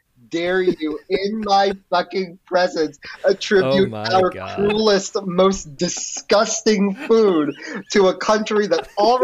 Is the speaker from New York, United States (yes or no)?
yes; New York City, New York, United States; I grew up in the Bronx